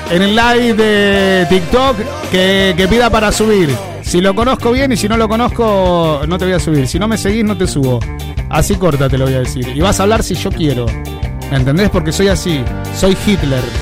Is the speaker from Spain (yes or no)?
no; Mar del Plata, Buenos Aires Province, Argentina; Soy argentino de Mar del Plata y le quiero mandar saludos a todos los marplatenses.